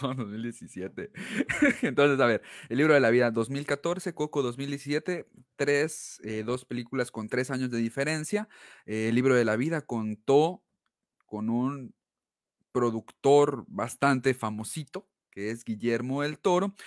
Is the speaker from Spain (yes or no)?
no; Mexico; lo que nosotros como mexicanos hemos vivido en el Día de Muertos